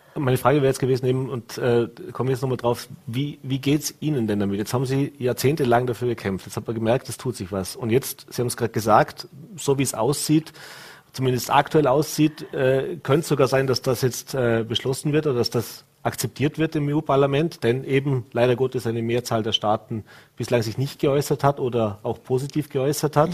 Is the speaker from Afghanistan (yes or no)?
no; Vorarlberg, Austria; bei uns in Vorarlberg